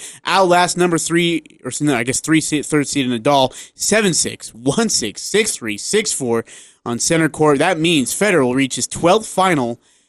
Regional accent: Oklahoma, United States; I grew up in Oklahoma with an amazing bunch of people.

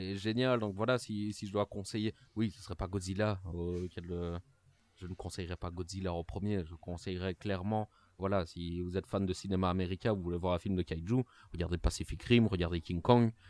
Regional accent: Liège, Wallonia, Belgium; accent: Liégeois; mon accent liégeois pour bien montrer que je suis belge

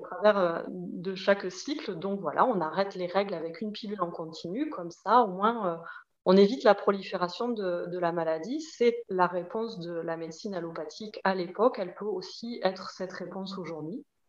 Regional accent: Toulouse, Occitania, France; accent: petit accent; moved away as an adult; also born or lived in Paris region; je revenais vivre dans ma ville d'origine à Toulouse

